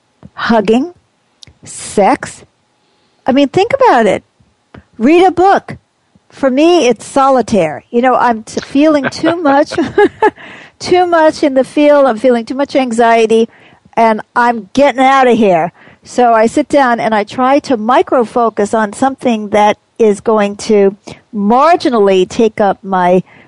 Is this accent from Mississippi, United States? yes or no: no; New York City, New York, United States; we had uneven streets where I grew up in Queens